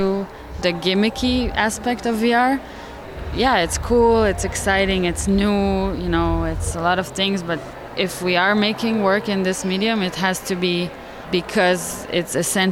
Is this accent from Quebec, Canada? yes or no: yes; Montreal, Quebec, Canada; And we're both from Montreal